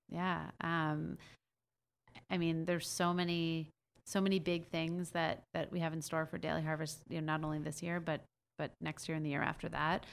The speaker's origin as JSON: {"language": "English", "region": "New York", "country": "United States", "said": "I'm from New York"}